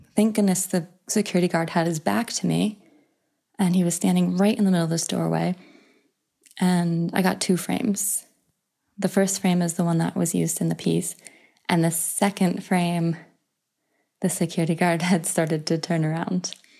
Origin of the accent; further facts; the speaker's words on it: United States; I'm an American woman